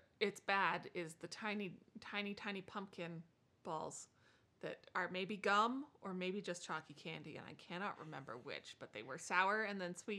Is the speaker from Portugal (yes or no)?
no; Canada; now in United States; I am from Canada.